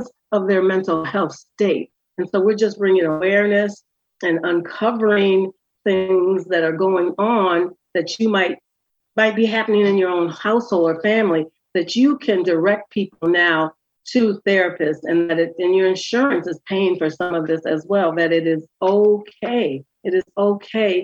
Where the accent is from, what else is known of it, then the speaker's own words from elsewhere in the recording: Wisconsin, United States; now in Philadelphia, United States; I'm from Wisconsin.